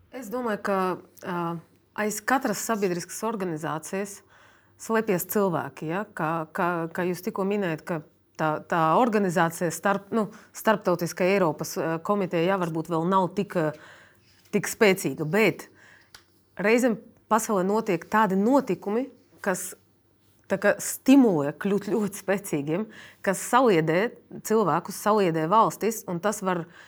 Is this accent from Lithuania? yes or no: no; Russia; now in Latvia; esmu dzimusi Krievijā